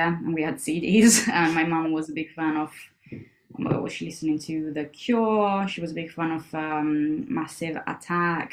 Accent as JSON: {"language": "English", "country": "Italy", "moved": "yes", "said": "I'm from Italy, so like part of my family was based in the north, and part of it was based in Rome"}